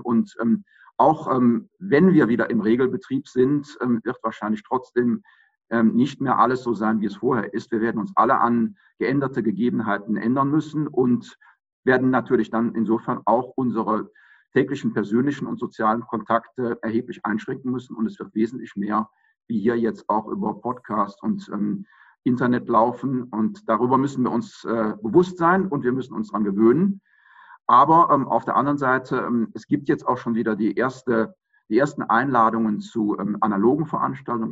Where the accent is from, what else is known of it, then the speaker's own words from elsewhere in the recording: Aachen, North Rhine-Westphalia, Germany; also born or lived in Regensburg; Aachen geboren, habe, muss ich zu meiner Schande gestehen, nicht an der RWTH oder in Aachen studiert, sondern da ich Jurist bin, Jura studiert in Regensburg, an der Universität Regensburg und ähm, bin dann Anfang der 90er Jahre wieder in meine Heimatstadt zurückgekehrt